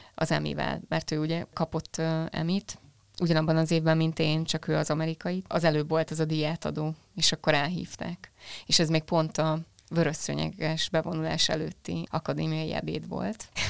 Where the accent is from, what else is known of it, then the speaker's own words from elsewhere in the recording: Hungary; accent: Hungarian; én itt kis Magyarországról jövök